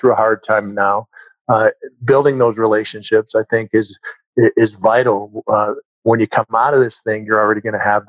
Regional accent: Minnesota, United States; moved away as an adult; I grew up in Minnesota

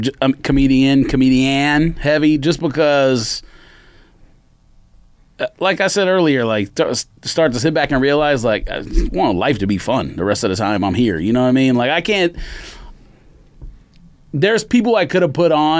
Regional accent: Southern California, United States; the neighborhood that's not that far from my neighborhood

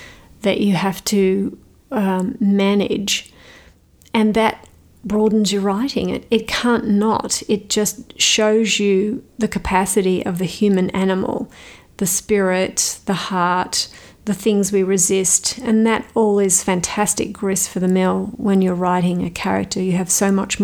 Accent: Australia; moved away; an Australian author

